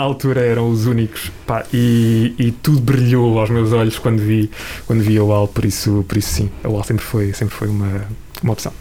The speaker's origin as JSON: {"language": "Portuguese", "town": "Ponte de Sor", "region": "Alentejo", "country": "Portugal", "tie": "born or raised there", "moved": "yes", "said": "com onze anos, eh, eu vivia no, no Alentejo e, e na altura entrei numa rádio local, na rádio local da minha terrinha"}